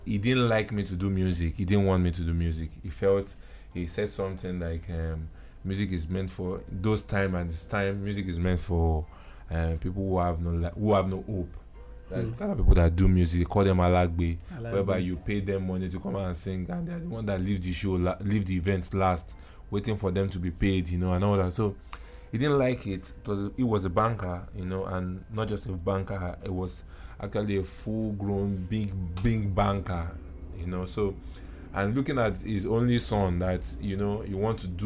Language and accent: English; Lagos, Nigeria; I'm a Nigerian, and I was born in Lagos, and I prefer to be called a Lagosian